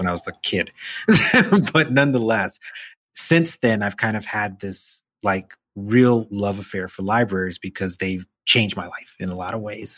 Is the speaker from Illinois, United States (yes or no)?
no; New York City, New York, United States; growing up in Brownsville, there was a library on Church Avenue